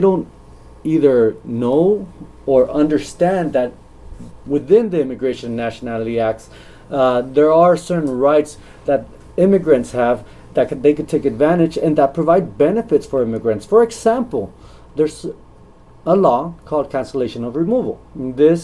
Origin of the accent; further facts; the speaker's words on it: the Rio Grande Valley, Texas, United States; also born or lived in Miami; I grew up in the Valley. I was raised in the Valley